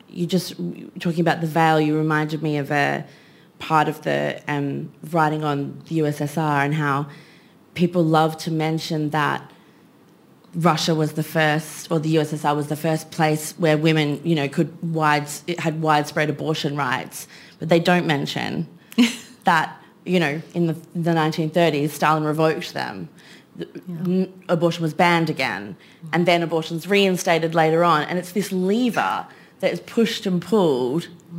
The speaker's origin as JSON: {"language": "English", "region": "Queensland", "country": "Australia", "tie": "born or raised there", "said": "I grew up in Queensland"}